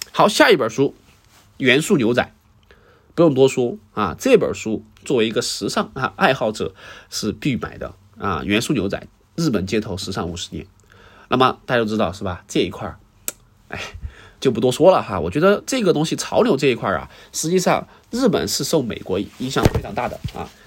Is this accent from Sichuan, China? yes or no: yes; Sichuan, China; 至少我先，先把我四川，我家乡嘛，哈，故乡这个先，先整一遍